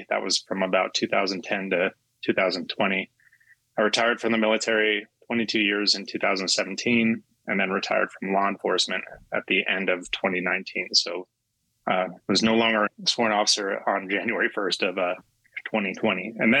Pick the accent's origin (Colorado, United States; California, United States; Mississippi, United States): Colorado, United States; LaSalle; also born or lived in Berthoud, Colorado; I was born and raised in Northern Colorado, actually LaSalle, Colorado. And I was right in a small town, right in the mix of urban and rural. So, I mean, I grew up around hunting.